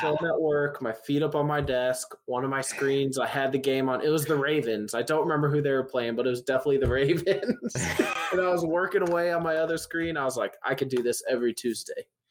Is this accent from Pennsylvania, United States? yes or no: no; Indianapolis, Indiana, United States; I'm from Indianapolis